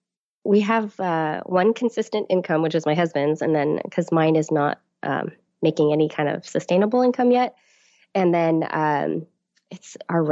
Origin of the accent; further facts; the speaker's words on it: Sunnyvale, California, United States; I grew up in Sunnyvale. That's where I live. And I've moved away and then have come back. My husband was in the Marine Corps, so we've lived kind of all over. But we've come back here to Sunnyvale and have been here for the last 7 years.